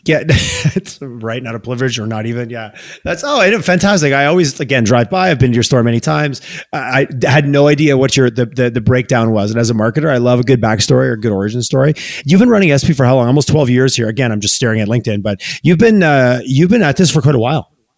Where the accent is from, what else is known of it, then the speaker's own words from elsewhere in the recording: Canada; we're Canadian